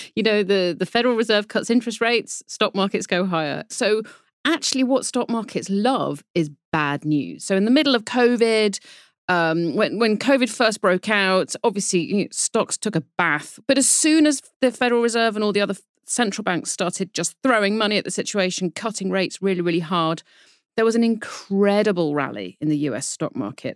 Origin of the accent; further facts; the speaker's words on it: United Kingdom; accent: British; you can probably tell from my accent that I am a Brit